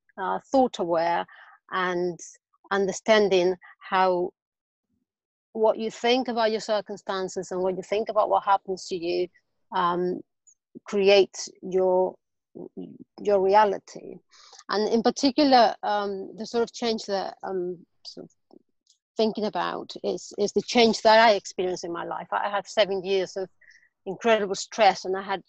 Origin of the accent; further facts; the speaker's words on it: Spain; English is a second language; now in London, United Kingdom; I'm actually originally from Spain, and I live in London, so I have a weird accent